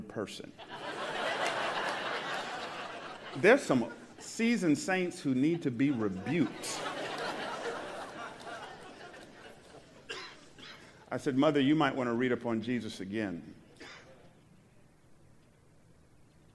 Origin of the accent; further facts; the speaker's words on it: Atlanta, Georgia, United States; now in San Jose, United States; I grew up in Atlanta in the 70s and 80s